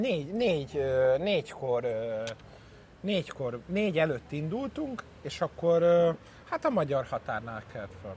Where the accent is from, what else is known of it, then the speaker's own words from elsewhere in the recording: Hungary; Magyar vagyok